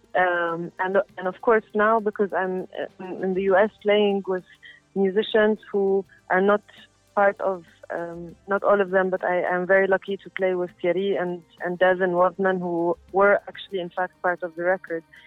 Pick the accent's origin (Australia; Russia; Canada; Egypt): Egypt; Cairo, Cairo Governorate; I'm a musician from Cairo, where I grew up